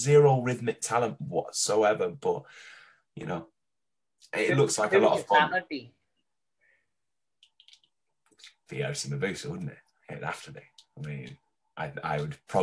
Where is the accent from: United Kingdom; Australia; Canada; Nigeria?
Australia; I grew up in Oz